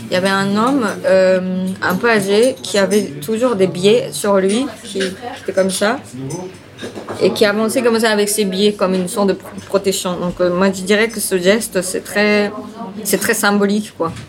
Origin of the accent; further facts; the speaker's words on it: Tokyo, Japan; French is a second language; also born or lived in Aichi / New York; euh, je viens de Japon, je suis née à Aichi, mais je suis allée à, euh, grandir à Tokyo très vite, après six mois.